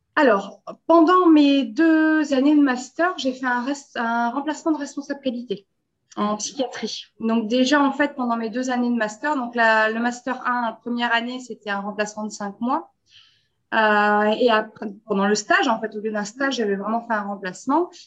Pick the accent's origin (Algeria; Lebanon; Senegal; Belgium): Belgium; also born or lived in France; je suis belge